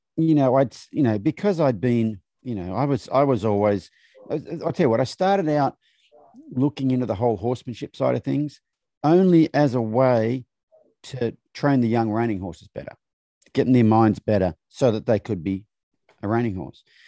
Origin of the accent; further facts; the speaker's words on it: Australia; moved away; growing up in Australia